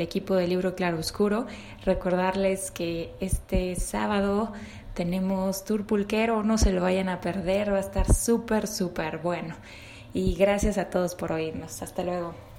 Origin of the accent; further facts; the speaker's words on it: Mexico; como somos tan ingeniosos y acertados los mexicanos en el aspecto del habla